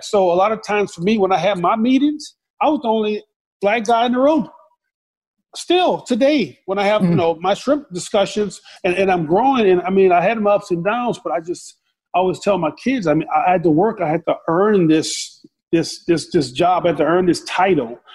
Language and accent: English; the South, United States; growing up in the South.